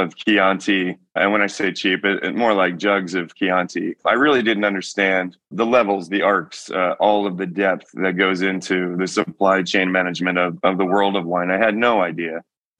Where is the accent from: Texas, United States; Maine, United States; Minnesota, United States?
Texas, United States; Georgetown; moved away as an adult; also born or lived in St. Joseph, Michigan / Austin, Texas; now in Healdsburg, United States; I grew up in the Austin area by way of St. Joseph, Michigan. So my early formative years were in southwest corner of Michigan. We moved to Texas when I was 10 in the early 90s